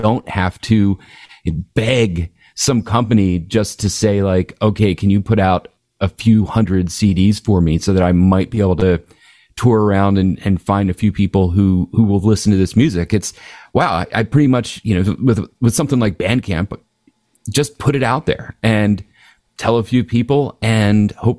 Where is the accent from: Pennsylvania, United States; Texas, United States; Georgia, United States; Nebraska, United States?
Pennsylvania, United States; Philadelphia; now in Havertown, United States; I grew up in Northeast Philly, so definitely Philadelphia native. Grew up there from about, you know, being a baby up till probably when I was about 13. And my parents moved out to Havertown, which is where I live now.